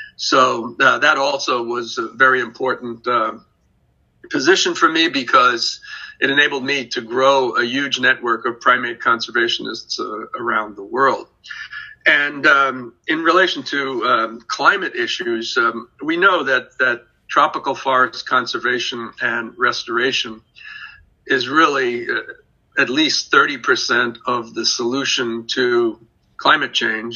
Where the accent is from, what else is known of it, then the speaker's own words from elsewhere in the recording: New York City, New York, United States; I grew up in first in New York City, in the Bronx and Brooklyn